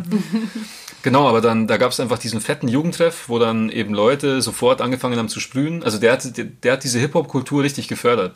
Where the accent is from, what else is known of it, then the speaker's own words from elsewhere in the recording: Grassau, Bavaria, Germany; moved away as an adult; now in Munich, Germany; Grasau, es ist eh cool, wo ich herkomme